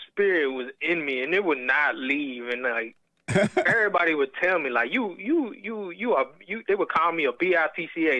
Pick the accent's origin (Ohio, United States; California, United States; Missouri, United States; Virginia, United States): Virginia, United States; accent: Southern; I was born here in Virginia